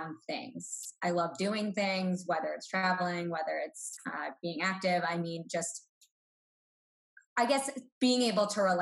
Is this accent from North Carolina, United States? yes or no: no; Boston, Massachusetts, United States; I'm from Boston, 25 minutes outside the city. So born and raised Boston sports fan